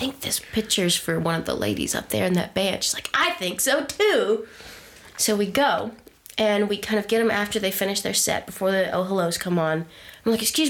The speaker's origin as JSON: {"language": "English", "region": "Texas", "country": "United States", "tie": "born or raised there", "moved": "yes", "said": "my hometown area mm-hmm. back in Texas"}